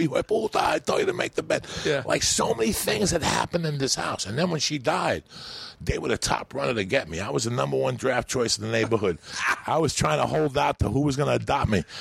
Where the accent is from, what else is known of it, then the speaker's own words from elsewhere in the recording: North Bergen, New Jersey, United States; English is a second language; also born or lived in Cuba; I'm from North Bergen, New Jersey, where you're always tackling hills.